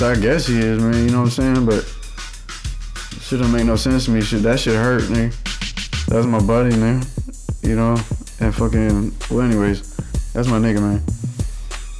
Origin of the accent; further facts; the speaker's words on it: Louisiana, United States; I'm from Louisiana